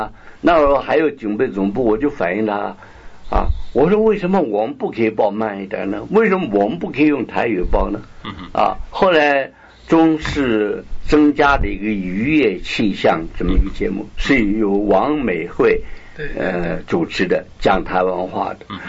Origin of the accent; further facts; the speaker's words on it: Beijing, China; moved away; 因为我是北京人嘛，这样。不过在外面流浪很久，并不是纯粹是北京话啊。